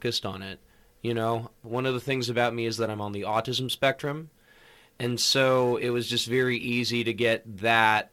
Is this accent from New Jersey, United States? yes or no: no; Los Angeles, California, United States; moved away as an adult; now in Santa Barbara, United States; I'm originally from the LA area, specifically in the San Fernando Valley. I'm from the West Hills, Woodland Hills area, closer to Calabasas.